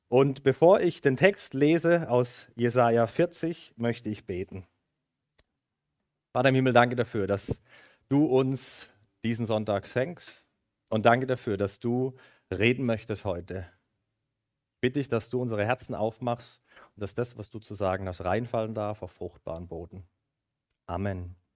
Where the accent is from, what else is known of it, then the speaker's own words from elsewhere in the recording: Baden-Württemberg, Germany; now in Mosbach, Germany; Ich bin hier im Nordschwarzwald aufgewachsen bei meinen Eltern